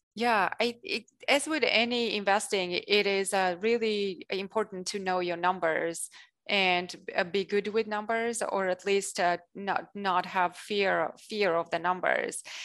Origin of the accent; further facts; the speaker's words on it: Armenia; first language Russian and Armenian; English is a second language; moved away as an adult; I grew up in Armenia